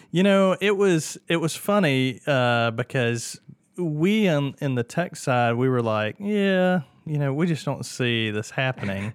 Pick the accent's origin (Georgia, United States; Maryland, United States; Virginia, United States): Georgia, United States; Martinez; also born or lived in Atlanta, Georgia; I was born and raised in Martinez